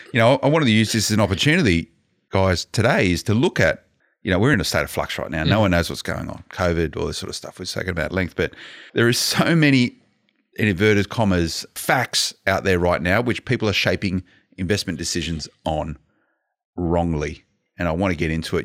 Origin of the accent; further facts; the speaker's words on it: Blacktown, New South Wales, Australia; I grew up in Blacktown